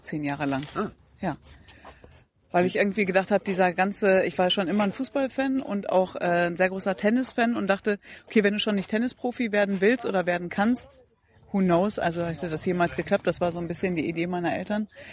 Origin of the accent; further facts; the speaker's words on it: Datteln, North Rhine-Westphalia, Germany; Also ich bin geboren worden in Datteln, dann war ich im Kindergarten, Grundschule, Gymnasium, Abitur